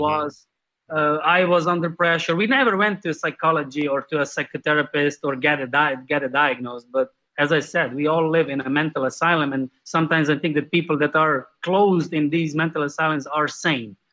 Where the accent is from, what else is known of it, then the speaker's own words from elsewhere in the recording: Slovenia; I'm from Slovenia, Europe. That's a small country in the Central Europe